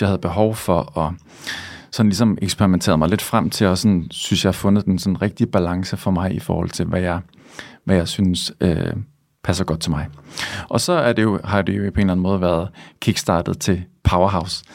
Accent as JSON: {"language": "Danish", "town": "Svendborg", "region": "Southern Denmark", "country": "Denmark", "moved": "yes", "lives_now": "Copenhagen, Denmark", "said": "jeg er fra Svendborg, og så da jeg flyttede til København"}